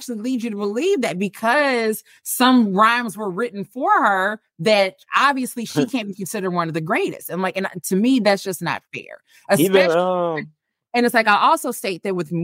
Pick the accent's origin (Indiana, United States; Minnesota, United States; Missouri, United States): Missouri, United States; St. Louis; moved away as an adult; now in Dallas, United States; I am from the Midwest, born and raised in St. Louis, lived there for 30-something years before I moved to Texas